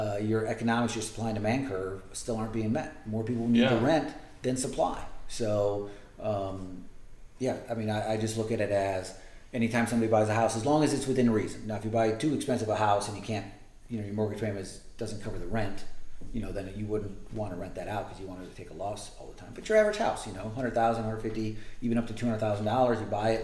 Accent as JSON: {"language": "English", "town": "Toledo", "region": "Ohio", "country": "United States", "tie": "born or raised there", "moved": "as an adult", "lives_now": "Savannah, United States", "said": "Born and raised in Toledo, Ohio"}